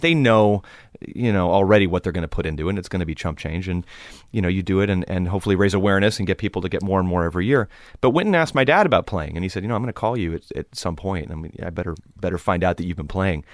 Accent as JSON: {"language": "English", "town": "Los Angeles", "region": "California", "country": "United States", "tie": "born or raised there", "said": "growing up in Los Angeles, it's, it's a, it's a cultural melting pot if you choose for it to be."}